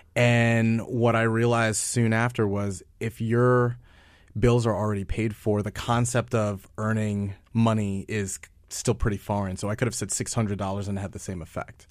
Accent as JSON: {"language": "English", "region": "New York", "country": "United States", "said": "I'm from New York"}